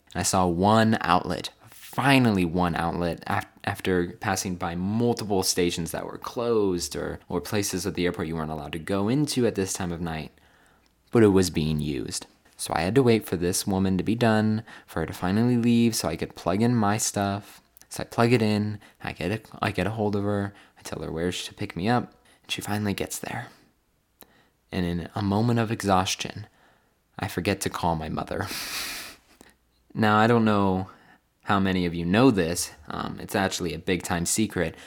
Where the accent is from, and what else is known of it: California, United States; moved away as an adult; now in Phoenix, United States